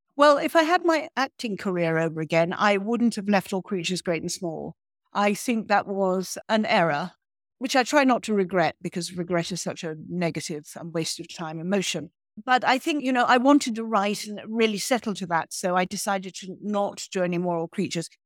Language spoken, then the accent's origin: English; Ireland; also born or lived in Provence; I am Irish